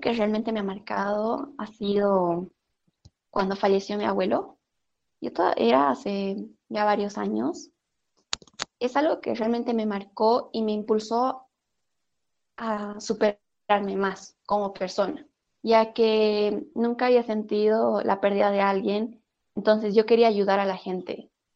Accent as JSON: {"language": "Spanish", "region": "Oruro", "country": "Bolivia", "said": "como buena orureña me encanta el charque"}